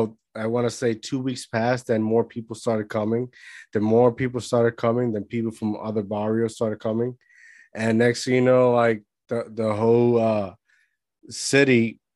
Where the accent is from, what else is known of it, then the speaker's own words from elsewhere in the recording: Puerto Rico; I grew up in Puerto Rico.